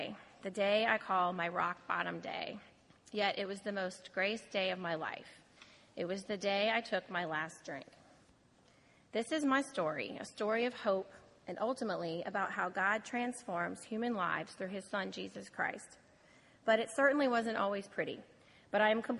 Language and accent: English; New Orleans, Louisiana, United States; I was born and raised in New Orleans